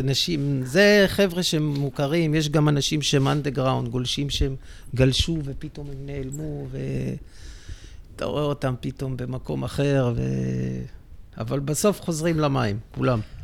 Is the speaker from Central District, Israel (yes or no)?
yes; Netanya, Central District, Israel; אני נולדתי בדרום נתניה, זה שכונת קריית נורדו